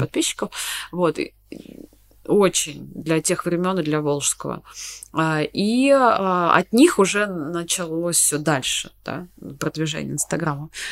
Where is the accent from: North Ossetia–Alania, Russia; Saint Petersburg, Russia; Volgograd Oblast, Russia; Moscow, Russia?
Volgograd Oblast, Russia; Volgograd; мы из Волгограда с тобой, да, из Волгограда